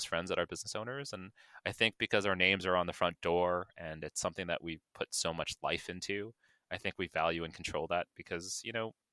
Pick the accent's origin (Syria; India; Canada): Canada; Toronto, Ontario; My good friend of mine has a dental office in my hometown called Scarborough